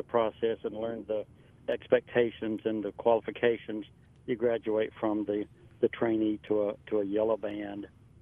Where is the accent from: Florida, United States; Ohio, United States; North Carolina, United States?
North Carolina, United States; North Carolina is my home state